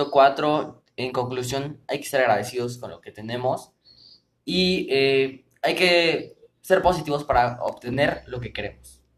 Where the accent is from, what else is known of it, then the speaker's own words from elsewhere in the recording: Mexico; quítense también ese estigma como mexicanos que somos, porque creemos que tenemos como que ese miedo al riesgo, ¿no?